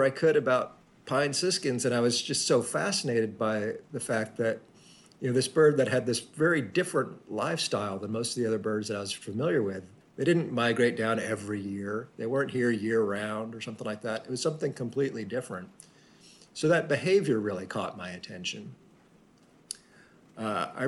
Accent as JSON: {"language": "English", "region": "Central Texas", "country": "United States", "tie": "born or raised there", "said": "I grew up in Central Texas, which is a great place"}